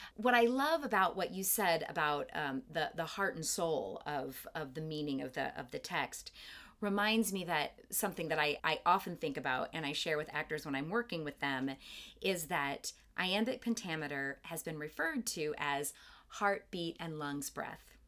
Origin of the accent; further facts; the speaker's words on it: Kalamazoo, Michigan, United States; also born or lived in Detroit; I was lucky enough to grow up in a town, my hometown of Kalamazoo, Michigan